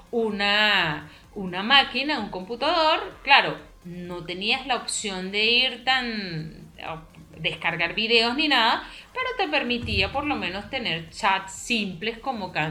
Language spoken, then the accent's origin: Spanish; Venezuela; lo que pasa es que nosotros somos muy cerrados. Eh, o sea, como país o como sociedad venezolana, a veces somos un poquito más, más cerrados mentalmente.